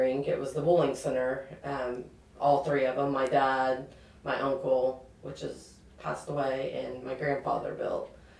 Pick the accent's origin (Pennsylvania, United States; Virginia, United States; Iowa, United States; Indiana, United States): Indiana, United States; Anderson; We grew up in Anderson, went to Pendleton.